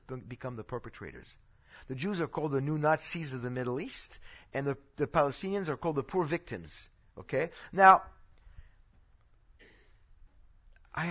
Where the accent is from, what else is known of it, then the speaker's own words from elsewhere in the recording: France; now in Texas, United States; this is where I'm from. I know I speak like a Texan now, but I'm from France